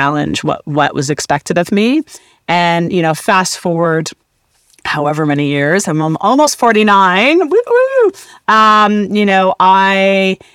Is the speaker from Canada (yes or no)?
yes; Canada; I'm Canadian. I grew up in a small town, an all-white town